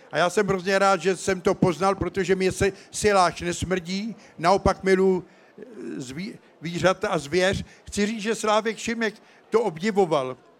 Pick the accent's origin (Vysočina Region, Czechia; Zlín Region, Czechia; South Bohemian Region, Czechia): South Bohemian Region, Czechia; České Budějovice; moved away; jsem tady v Českých Budějovicích, protože své mládí jsem prožil v Nemanicích